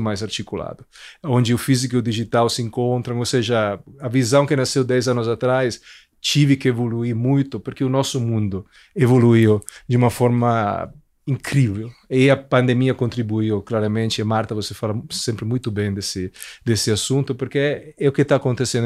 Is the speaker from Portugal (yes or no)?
no; Italy; Portuguese is a second language; moved away as an adult; also born or lived in Milan; now in Brazil; eu sou italiano, é, nasci lá, cresci lá